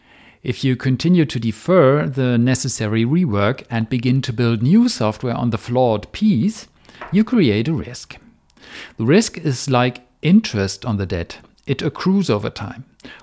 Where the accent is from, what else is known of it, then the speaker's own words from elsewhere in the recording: Germany; first language German; English is a second language; In German, my native tongue, the word for debt, Schulden, is the plural form of the word for guilt, Schuld.